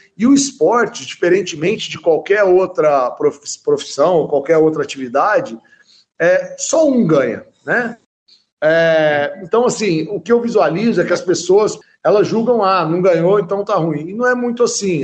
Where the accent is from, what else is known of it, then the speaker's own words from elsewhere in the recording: Franca, São Paulo, Brazil; also born or lived in Uberlândia / Rio de Janeiro; hoje aqui em Franca, né, que é onde eu nasci